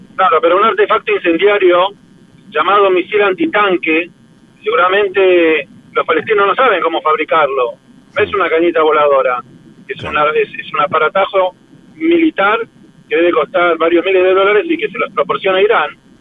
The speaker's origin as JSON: {"language": "Spanish", "country": "Argentina", "moved": "as an adult", "lives_now": "Israel", "said": "yo como argentino, que amo a la Argentina, a pesar de que vivo en Israel y es el centro de mi vida"}